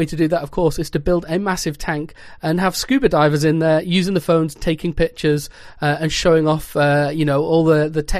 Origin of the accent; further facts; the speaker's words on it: North West England, United Kingdom; I hail from Sector 7G, or more commonly known as the northwest of England